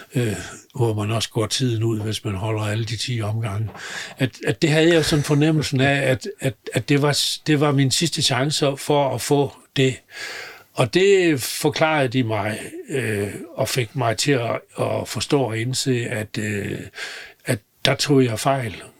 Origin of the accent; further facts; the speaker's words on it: Southern Jutland, Southern Denmark, Denmark; moved away; jeg er sønderjyde og har levet og opvokset, vokset op i grænselandet